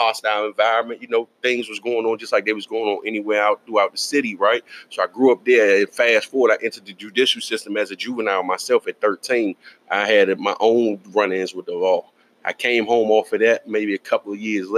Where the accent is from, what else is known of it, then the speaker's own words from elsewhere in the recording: Washington, District of Columbia, United States; I was born and raised in Northwest, right? And I was there pretty much my whole life.